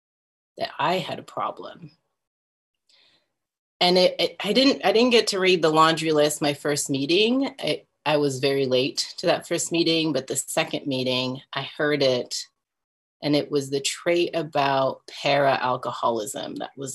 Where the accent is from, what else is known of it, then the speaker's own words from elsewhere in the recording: France; moved away; also born or lived in Texas; I grew up in different places. I grew up in France, in two different parts of France. And then with my family, we moved to Texas. So I lived there for a really long time.